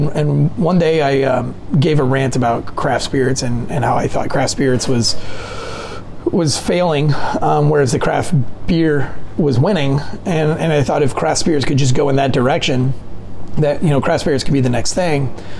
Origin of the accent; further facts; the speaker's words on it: North Carolina, United States; Towards the beach, but I grew up like not being able to go to school because alligators would block the neighborhood entrance.